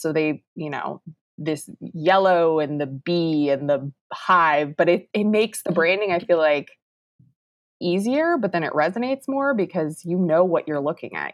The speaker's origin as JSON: {"language": "English", "town": "Round Rock", "region": "Texas", "country": "United States", "tie": "born or raised there", "said": "it's actually my hometown, so it's a good place to be"}